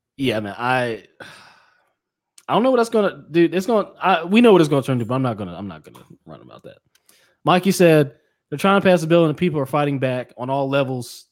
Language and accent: English; United States; I'm American